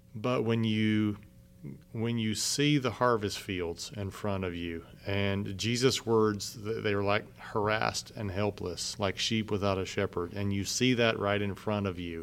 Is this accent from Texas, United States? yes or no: yes; San Antonio, Texas, United States; moved away as an adult; also born or lived in Central China; I came from San Antonio